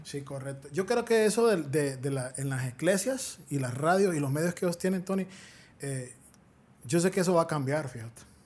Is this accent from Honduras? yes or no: yes; Honduras; Es la tierra de mis generaciones yo no quiero salir huyendo de mi tierra